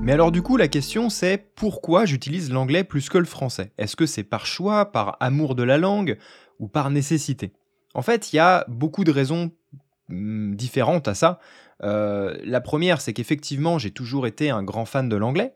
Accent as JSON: {"language": "French", "country": "France", "first_language": "French", "said": "je suis un Français assez fier de sa culture"}